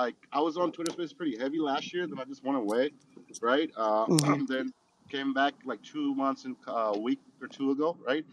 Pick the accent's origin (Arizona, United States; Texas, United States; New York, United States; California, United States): California, United States; Los Angeles; I grew up in Hollywood